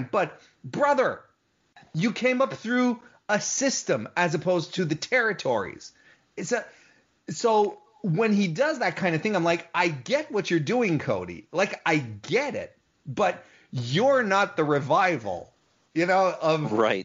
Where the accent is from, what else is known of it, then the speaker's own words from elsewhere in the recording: Canada; I'm Canadian